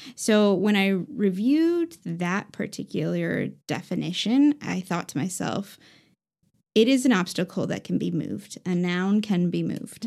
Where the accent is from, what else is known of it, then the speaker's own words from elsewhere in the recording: Indianapolis, Indiana, United States; moved away; also born or lived in Aurora, Colorado; I was born in Colorado, Aurora, Colorado